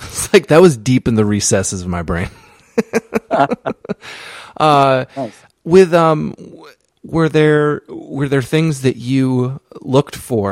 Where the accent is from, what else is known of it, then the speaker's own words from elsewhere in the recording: East Coast, United States; I grew up on the East Coast. I grew up in a small town